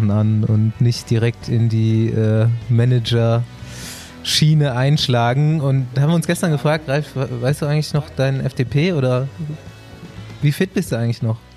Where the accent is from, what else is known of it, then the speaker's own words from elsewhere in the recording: Bavaria, Germany; Hallo in die Runde, Scott, wie man bei uns in Bayern sagt.